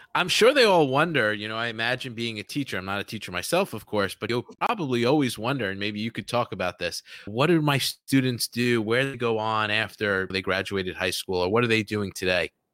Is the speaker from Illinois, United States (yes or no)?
no; New York City, New York, United States; I grew up in New York mm-hmm. City